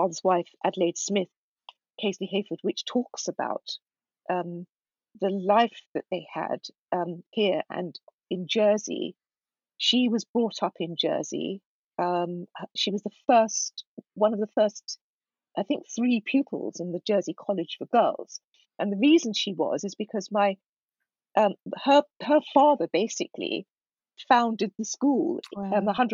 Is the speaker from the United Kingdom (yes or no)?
yes; United Kingdom; we were the generation that was born and brought up here rather than in Ghana